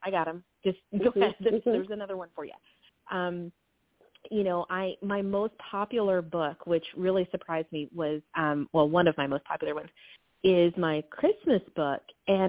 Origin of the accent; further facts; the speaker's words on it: the South, United States; I was like, you know, I am from the South, and I said, do you know …?